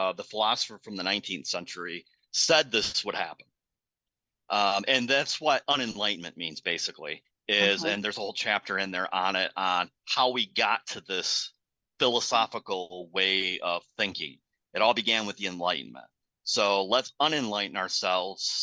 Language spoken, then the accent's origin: English; United States; as Americans